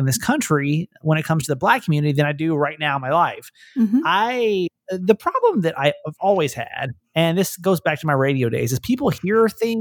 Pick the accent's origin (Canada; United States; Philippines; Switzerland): United States; Atlanta, Georgia; I grew up in Atlanta